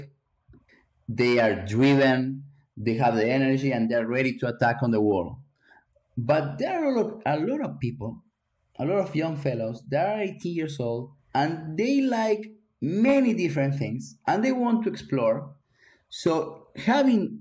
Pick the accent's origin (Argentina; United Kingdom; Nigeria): Argentina; moved away as an adult; I came from Argentina to play college tennis when I was 18 years old